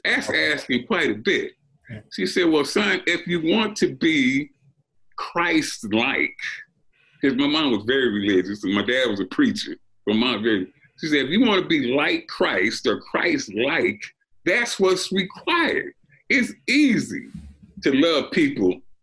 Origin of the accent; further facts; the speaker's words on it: Compton, California, United States; also born or lived in Pine Bluff, Arkansas; I was raised in Compton, but we started out in Arkansas, in Pine Bluff, Arkansas